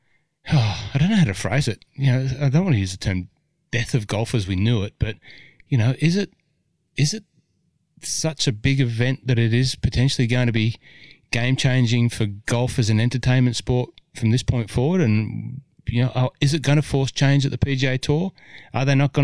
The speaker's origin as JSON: {"language": "English", "town": "Cessnock", "region": "New South Wales", "country": "Australia", "said": "I was from Cessnock"}